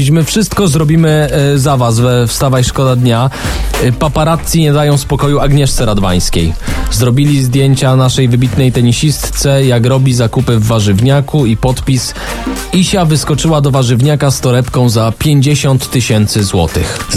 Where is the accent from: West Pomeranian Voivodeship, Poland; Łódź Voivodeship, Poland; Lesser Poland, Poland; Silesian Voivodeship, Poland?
Łódź Voivodeship, Poland; Tomaszów Mazowiecki; ja jestem z Tomaszowa mhm. Mazowieckiego